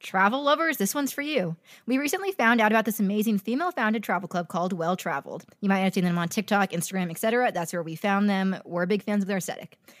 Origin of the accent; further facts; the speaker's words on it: California, United States; I grew up in California